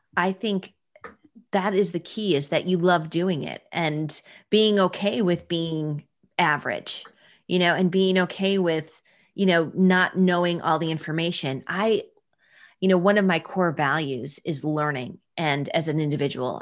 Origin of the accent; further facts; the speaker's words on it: Buffalo, New York, United States; I'm from Buffalo, New York